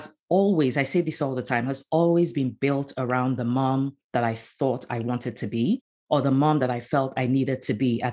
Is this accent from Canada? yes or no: no; Nigeria; moved away as an adult; also born or lived in Abidjan, Côte d'Ivoire / London, United Kingdom; now in United States; I'm originally from Nigeria